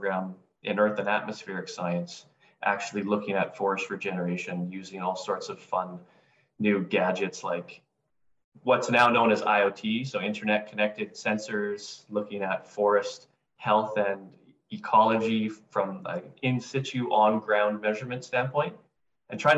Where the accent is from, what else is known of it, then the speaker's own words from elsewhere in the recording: British Columbia, Canada; my roots had me growing up in British Columbia